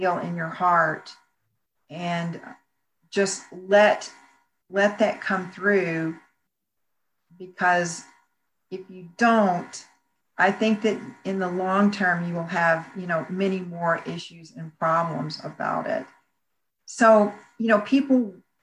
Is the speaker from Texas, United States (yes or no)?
yes; Bryan, Texas, United States; moved away; also born or lived in Houston; I decided to stay in my hometown of Bryan